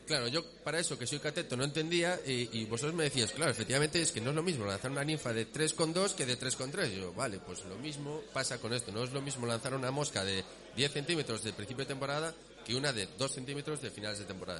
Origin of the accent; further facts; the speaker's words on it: Vigo, Galicia, Spain; now in Asturias, Spain; yo soy de Vigo y, me fui a vivir a Asturias